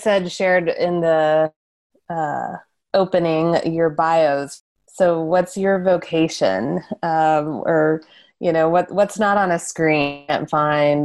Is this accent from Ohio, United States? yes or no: no; West Texas, United States; being from West Texas